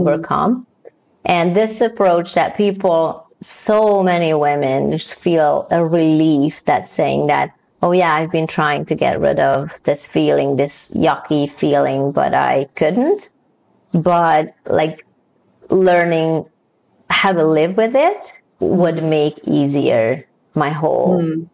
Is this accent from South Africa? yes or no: no; Hungary; moved away; also born or lived in Newfoundland; I was born and raised in Hungary